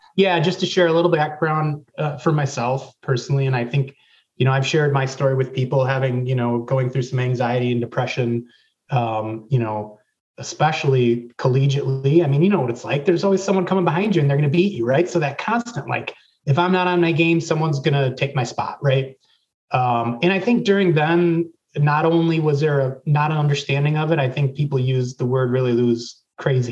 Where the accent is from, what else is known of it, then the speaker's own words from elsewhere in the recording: Racine, Wisconsin, United States; I'm originally from Racine, Wisconsin, so I was two years behind um, uh, Brent Moss, J.C. Dawkins, and Sam Veit. And what's interesting is, um, you know, I went to uh, Racine William Horlick High School